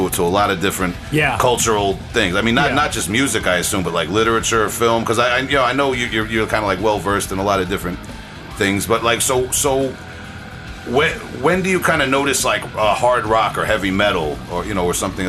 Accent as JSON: {"language": "English", "area": "Long Island", "region": "New York", "country": "United States", "said": "Yeah, I'm from Long Island."}